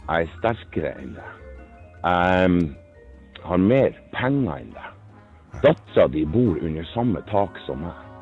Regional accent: Berlevåg, Finnmark, Norway; Jeg er finnmarking. Jeg er født i Berlevåg.

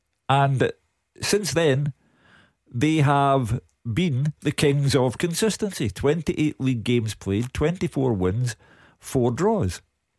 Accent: Glasgow, Scotland, United Kingdom; I'm from Partick. This is the way life is here in the west of Scotland.

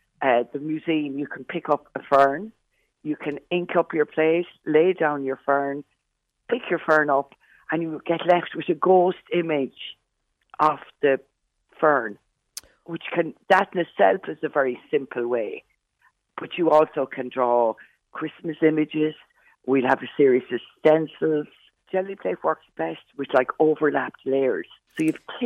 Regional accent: Westport, Connacht, Ireland; I'm from Westport originally, and like I was one of those kids that was always in school with a paintbrush

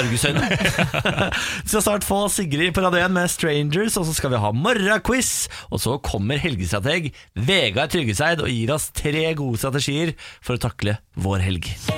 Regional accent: Moss, Østfold, Norway; Der jeg er fra, Moss

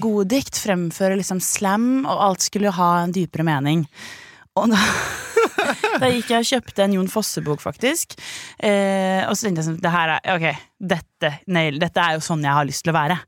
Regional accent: Tønsberg, Vestfold, Norway; Jeg er fra Tønsberg, født i 95.

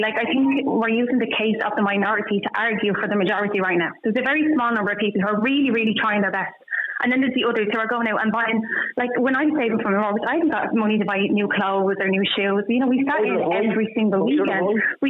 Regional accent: Dublin, Leinster, Ireland; moved away as an adult; I'm from Ballymun myself, but I don't live there anymore. We moved out of there about 4 years ago.

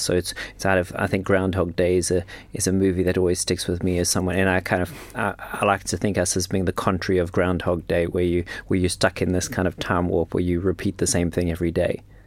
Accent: South Africa; moved away as an adult; also born or lived in London / Switzerland / New York; I'm from South Africa. Grew up, grew up in South Africa.

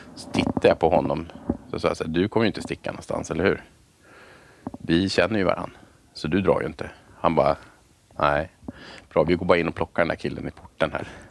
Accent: Haninge, Stockholm County, Sweden; jag är född i, eh, Haninge i Vändelsö, eller uppvuxen i Vändelsö

